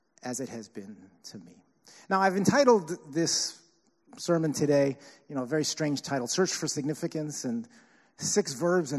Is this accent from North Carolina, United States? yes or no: no; New York City, New York, United States; I'm from Staten Island